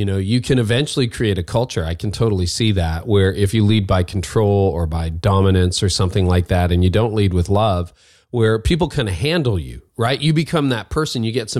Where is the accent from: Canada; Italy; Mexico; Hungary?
Canada; Well, I'm a Canadian.